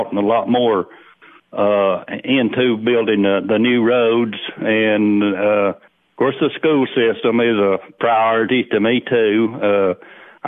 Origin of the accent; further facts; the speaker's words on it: Cumberland County, Tennessee, United States; I was born and raised in Cumberland County